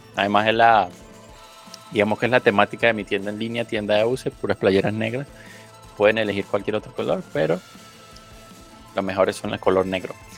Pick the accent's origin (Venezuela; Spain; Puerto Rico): Venezuela; Caracas, Capital District; accent: Venezuelan; now in Mexico; yo soy venezolano, nací en Venezuela, pero toda mi familia es colombiana